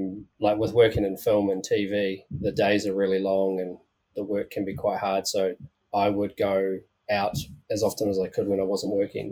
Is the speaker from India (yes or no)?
no; New Plymouth, Taranaki, New Zealand; now in Wanaka, New Zealand; I'm originally from New Plymouth.